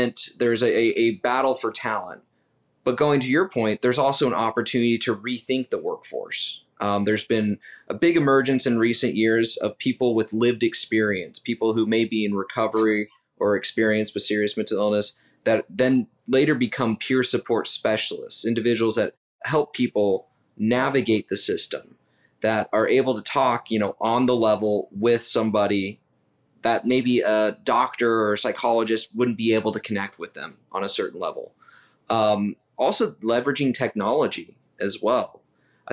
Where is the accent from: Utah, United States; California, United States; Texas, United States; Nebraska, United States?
Utah, United States; also born or lived in Salt Lake City; now in Washington, D.C., United States; I'm originally from Utah, go Utes. But I live in DC